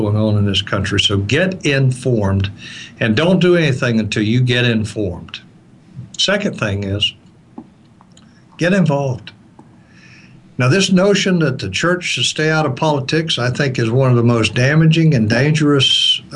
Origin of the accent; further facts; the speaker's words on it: the South, United States; I'm from the South and I'm from, you know, kind of a fundamentalist church